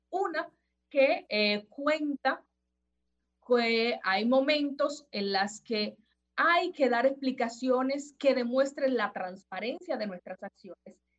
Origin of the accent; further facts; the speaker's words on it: Dominican Republic; como dominicanos nosotros nos manejemos y hagamos los pedimentos de las cosas que necesitamos